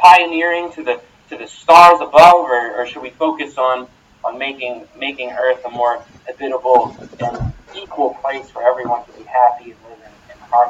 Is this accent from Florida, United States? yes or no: no; Pennsylvania, United States; I'm from Pennsylvania